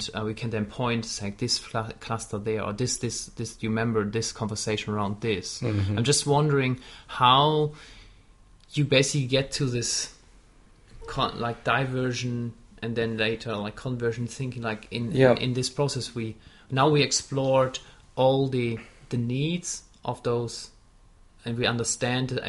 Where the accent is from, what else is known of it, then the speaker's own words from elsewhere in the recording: Wuppertal, North Rhine-Westphalia, Germany; English is a second language; moved away; when I lived in my hometown where I grew up in Wuppertal